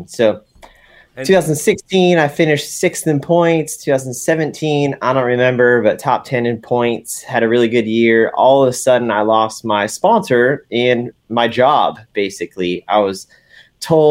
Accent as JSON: {"language": "English", "town": "West Palm Beach", "region": "Florida", "country": "United States", "moved": "as an adult", "lives_now": "North Carolina, United States", "said": "I'm originally from West Palm Beach, Florida. Now I've lived in North Carolina for over 11 years"}